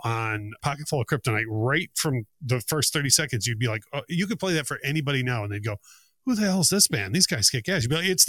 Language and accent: English; Detroit, Michigan, United States; every time I tell someone I'm from Detroit